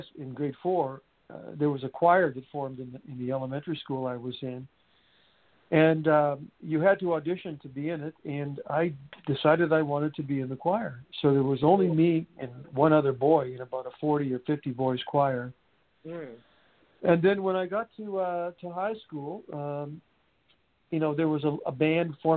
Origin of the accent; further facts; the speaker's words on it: Montreal, Quebec, Canada; originally from Montreal.